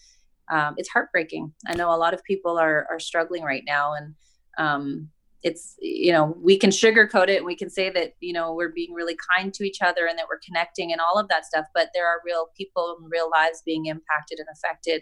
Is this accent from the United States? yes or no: no; Dauphin, Manitoba, Canada; I grew up in Dauphin